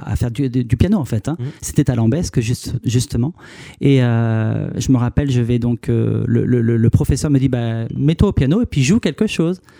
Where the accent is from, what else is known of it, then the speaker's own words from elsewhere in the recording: Carry-le-Rouet, Provence-Alpes-Côte d'Azur, France; moved away as an adult; now in Paris, France; Alors je viens de Paris. Et sinon, je suis donc euh, quelqu'un du Sud, en fait. Hein. J'ai vécu euh, une bonne trentaine d'années dans le Sud, donc euh, à Carry-le-Rouet, en fait. Et, là, en ce moment, je vis actuellement sur Paris.